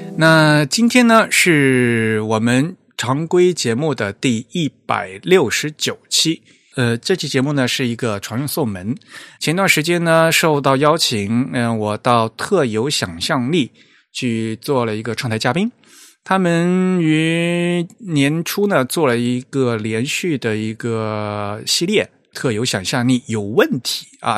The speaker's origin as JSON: {"language": "Chinese", "region": "Fujian", "country": "China", "moved": "yes", "lives_now": "Tokyo, Japan", "said": "我是福建人，然后我们家老家那条河叫汶川西，然后我现在在东京"}